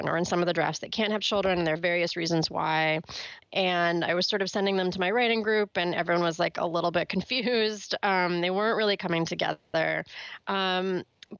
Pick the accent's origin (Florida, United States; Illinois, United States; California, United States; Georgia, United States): California, United States; moved away as an adult; now in New York, United States; I've lived in New York now for 10 years, but I'm from California.